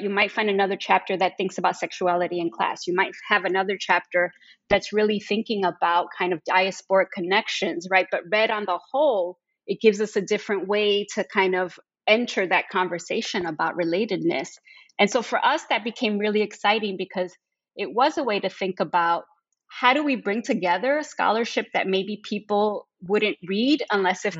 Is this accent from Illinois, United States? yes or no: yes; Chicago, Illinois, United States; I'm actually born and raised in Chicago